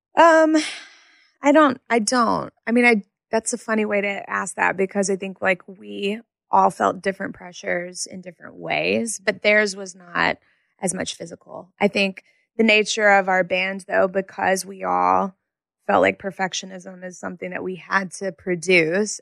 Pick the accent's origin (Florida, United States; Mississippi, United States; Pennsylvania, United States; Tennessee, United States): Mississippi, United States; Jackson; also born or lived in Madison, Mississippi; I grew up in Jackson, Mississippi.